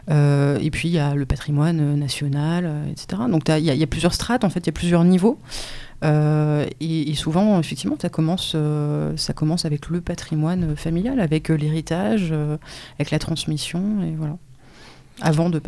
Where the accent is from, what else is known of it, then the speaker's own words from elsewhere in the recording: France; en tant que voisin, en tant que Français, et en tant qu'habitant habitant de, de, cette planète.